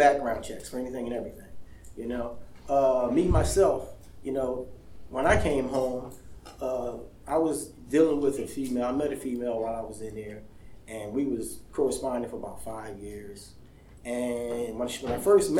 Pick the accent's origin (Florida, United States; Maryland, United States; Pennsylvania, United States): Pennsylvania, United States; Philadelphia; moved away as an adult; now in Pittsburgh, United States; I'm from Philly.